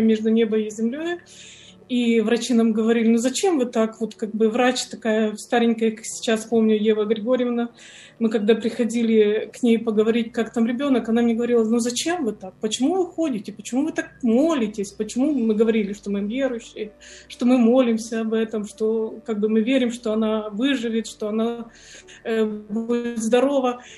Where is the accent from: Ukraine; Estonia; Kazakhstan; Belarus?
Ukraine; also born or lived in Tyumen, Russia; я сама с Украины